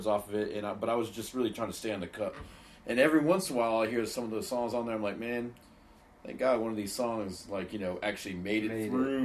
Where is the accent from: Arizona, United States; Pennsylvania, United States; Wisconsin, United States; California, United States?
California, United States; Los Angeles; now in Atlanta, United States; being a kid in Los Angeles